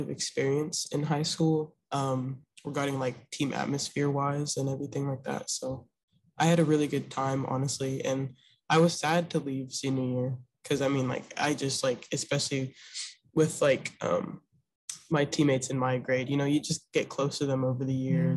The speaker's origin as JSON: {"language": "English", "town": "Memphis", "region": "Tennessee", "country": "United States", "said": "I'm from Memphis, Tennessee"}